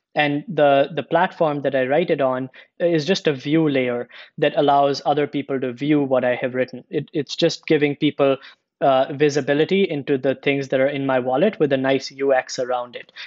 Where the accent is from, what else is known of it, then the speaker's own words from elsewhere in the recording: India; moved away; also born or lived in United States; I'm originally from India. I spent a bunch of time in the US.